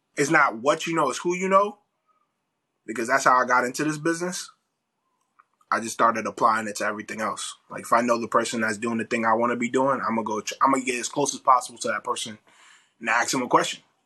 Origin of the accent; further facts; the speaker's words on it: New York, United States; moved away as an adult; also born or lived in Atlanta / Houston; I'm from New York